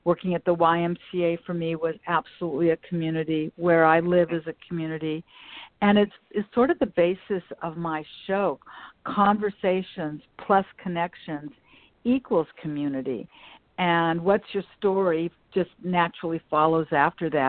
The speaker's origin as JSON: {"language": "English", "town": "Los Angeles", "region": "California", "country": "United States", "tie": "born or raised there", "said": "the part of Westchester that I grew up in, Ken, was Manchester Square"}